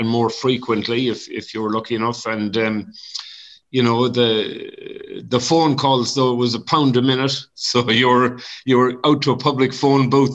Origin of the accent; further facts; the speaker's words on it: Swinford, Connacht, Ireland; moved away as an adult; also born or lived in London, England; now in Melbourne, Australia; I grew up in Park Road in Swinford.